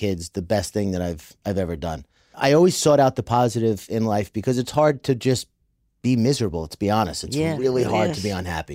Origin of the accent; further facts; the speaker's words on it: New York, United States; I'm from New York